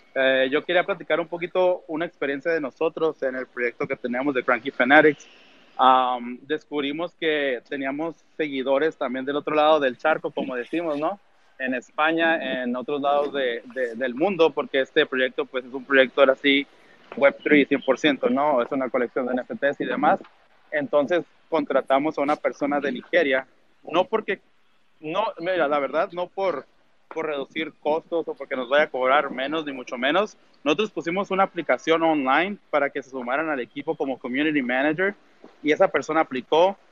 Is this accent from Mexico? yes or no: yes; Tijuana, Baja California, Mexico; nosotros somos de Tijuana, México